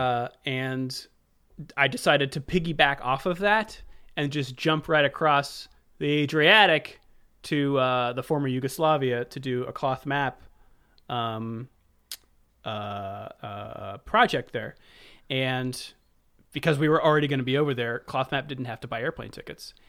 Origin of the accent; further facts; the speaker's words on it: United States; I'm American